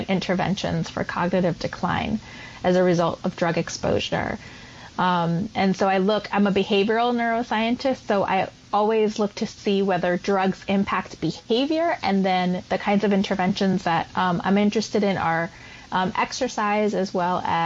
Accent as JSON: {"language": "English", "country": "Puerto Rico", "tie": "born or raised there", "also_born_or_lived": "East Harlem, New York City", "moved": "as an adult", "lives_now": "New York City, United States", "said": "I was born, raised, and educated on the island of Puerto Rico"}